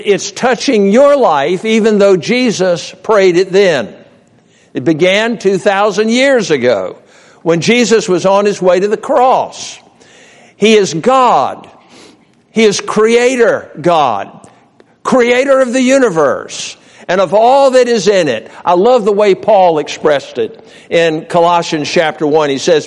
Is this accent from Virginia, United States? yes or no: yes; Norfolk, Virginia, United States; I grew up in Norfolk, Virginia. That was home, born and reared there.